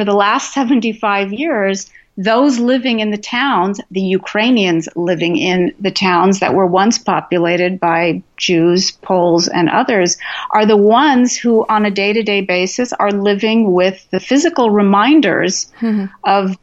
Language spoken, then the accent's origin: English; West Coast, United States; an American Jew, especially a West Coast American Jew